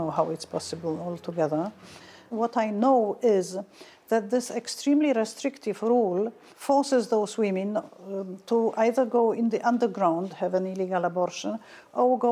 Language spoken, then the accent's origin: English; Krakow, Lesser Poland, Poland; my hometown, Krakow